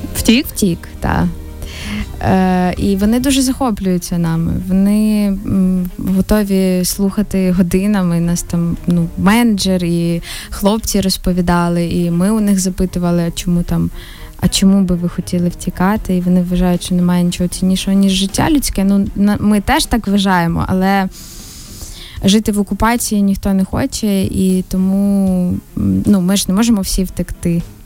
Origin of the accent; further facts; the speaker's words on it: Ukraine; ми з України